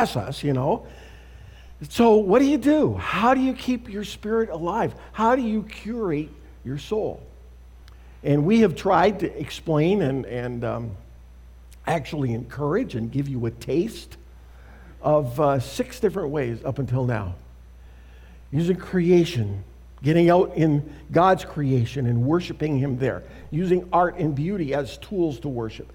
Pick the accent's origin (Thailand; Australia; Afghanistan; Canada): Canada; moved away as an adult; also born or lived in Saskatoon, Saskatchewan; now in United States; Canada, my home and native land. Have I mentioned I'm a Canadian?